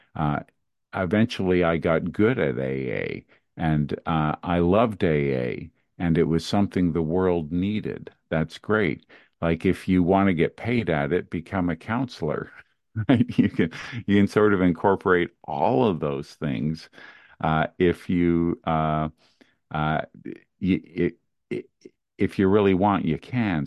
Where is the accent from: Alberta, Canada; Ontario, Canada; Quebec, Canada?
Quebec, Canada; Montreal; I grew up in Montreal, Canada